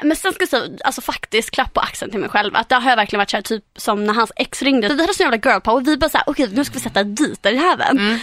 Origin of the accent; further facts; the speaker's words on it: Halmstad, Halland County, Sweden; i Halmstad, min hemstad